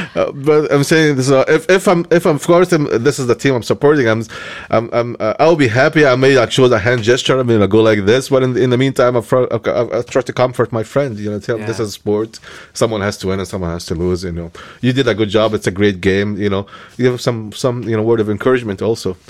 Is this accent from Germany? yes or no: no; Egypt; moved away; when I was born in Egypt